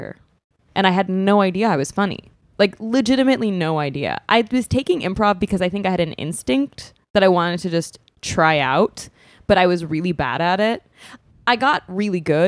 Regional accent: New York, United States; moved away as an adult; now in Los Angeles, United States; I'm born and raised in New York.

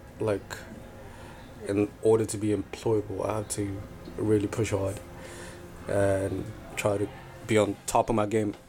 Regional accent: Cape Town, Western Cape, South Africa; I'm from Cape Town

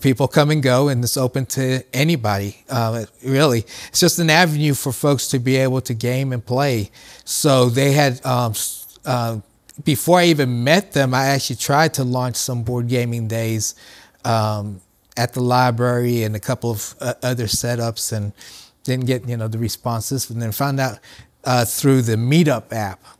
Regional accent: Columbus, Ohio, United States; I grew up in Columbus

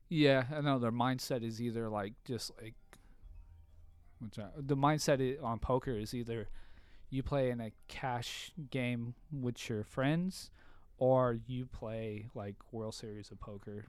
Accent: Bellflower, California, United States; also born or lived in San Diego; I grew up in Bellflower.

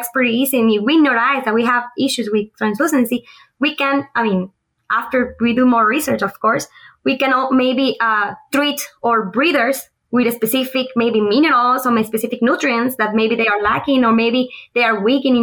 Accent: Guatemala; moved away as an adult; also born or lived in Honduras; now in Auburn, United States; I am originally from Guatemala.

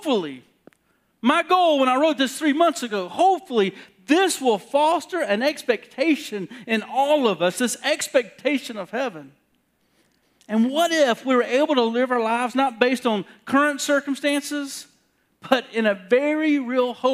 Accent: South Carolina, United States; moved away; I'm from South Carolina

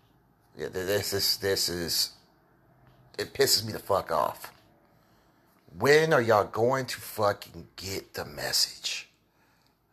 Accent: Kansas City, Missouri, United States; Here in Kansas City. My hometown.

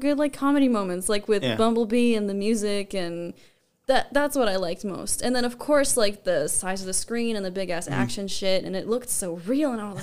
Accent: Los Angeles, California, United States; moved away as an adult; now in Las Vegas, United States; I was born in Los Angeles, and I moved here over a decade ago

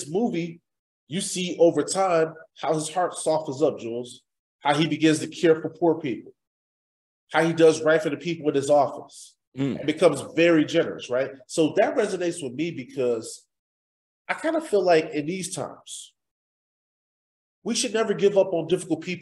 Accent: Midwest, United States; I grew up in the Midwest

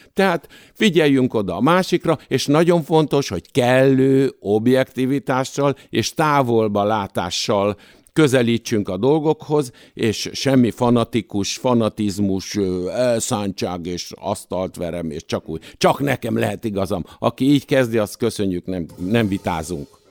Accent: Budapest, Hungary; Nyolc kerben születtem

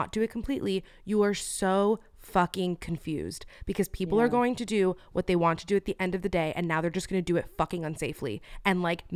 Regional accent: Miami, Florida, United States; now in Los Angeles, United States; I am from Miami

